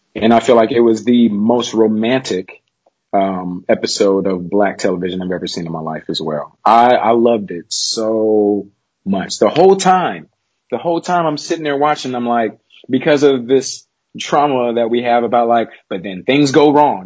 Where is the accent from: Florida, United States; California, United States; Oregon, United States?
California, United States; Los Angeles; Born and raised in South Central L.A., and I still live here today